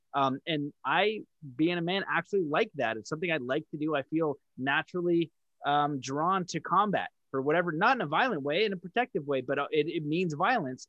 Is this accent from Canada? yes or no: yes; Canada; I'm French Canadian